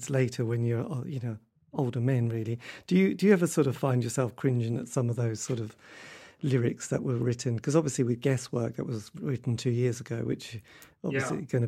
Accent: England, United Kingdom; I'm terribly English

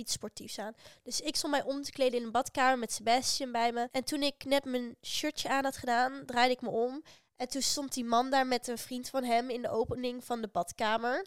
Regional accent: Netherlands; uit Nederland

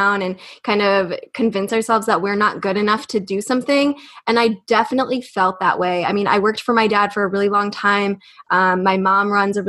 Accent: United States; We're from the States

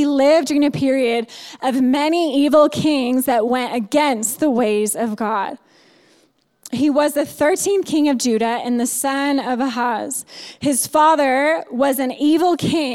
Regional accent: Indiana, United States; moved away as an adult; also born or lived in California; I grew up in Indiana

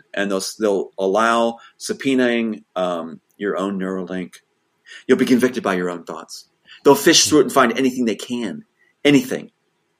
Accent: Philadelphia, Pennsylvania, United States; I'm from Philadelphia. I was born in Philadelphia.

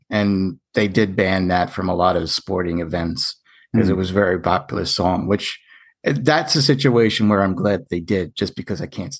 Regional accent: New York, United States; I'm from New York

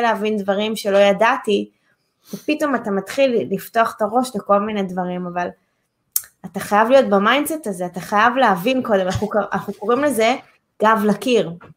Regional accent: Holon, Tel Aviv District, Israel; אני עשיתי נדל"ן בחולון, זו העיר שבה נולדתי

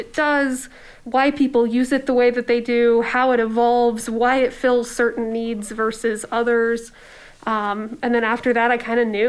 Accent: Warsaw, Indiana, United States; also born or lived in Ohio; I grew up in a little town in Ohio, very, very small, and moved to Indiana when I was in grade school. I kind of lived in that town until I graduated high school.

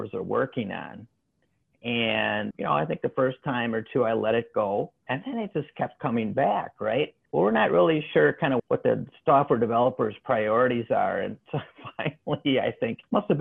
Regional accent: Midwest, United States; coming from the Midwest, it all sounds like a New York accent

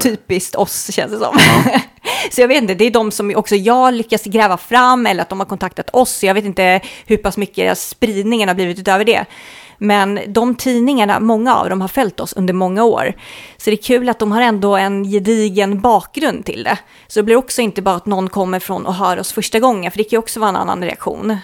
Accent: Sweden; vi är från Sverige

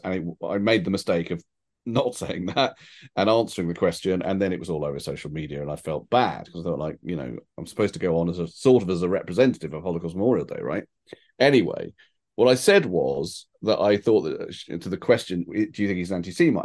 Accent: United Kingdom; I feel, you know, English, British, however you want to put it.

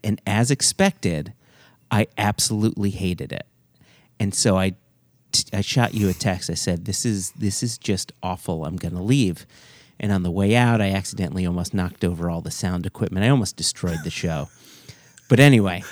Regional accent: United States; I'm an American

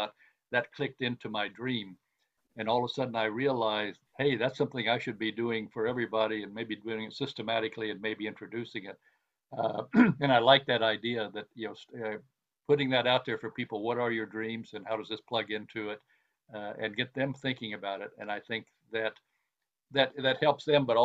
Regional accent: United States; I'm an American sort of, but I'm really an internationalist

